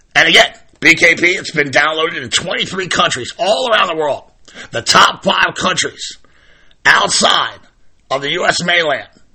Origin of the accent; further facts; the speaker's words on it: Maryland, United States; My home state, Maryland